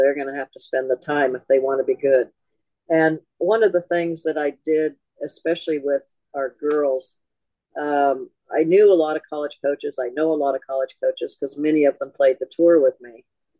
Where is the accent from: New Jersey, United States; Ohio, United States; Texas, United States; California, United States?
California, United States; And I grew up in Southern California where we had a tournament.